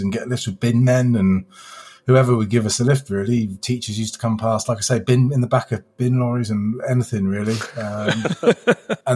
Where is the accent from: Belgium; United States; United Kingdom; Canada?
United Kingdom; Barnstaple, South West England; also born or lived in Braunton; I grew up in Barnstable, so just down the road, really.